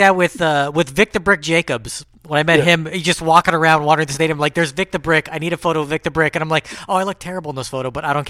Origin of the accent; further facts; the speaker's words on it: Pico Rivera, California, United States; I grew up in Pico Rivera